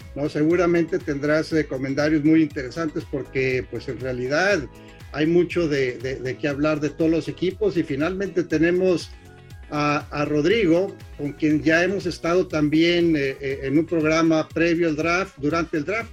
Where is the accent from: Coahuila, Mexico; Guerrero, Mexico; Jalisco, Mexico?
Coahuila, Mexico; Torreón; somos eh, paisanos de Torreón